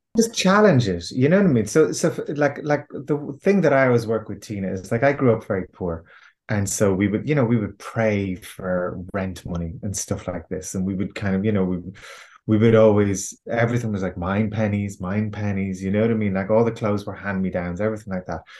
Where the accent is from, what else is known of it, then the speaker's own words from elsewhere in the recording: Ireland; I'm Irish. I have been, you know, raised with the kind of Irish cultural conditioning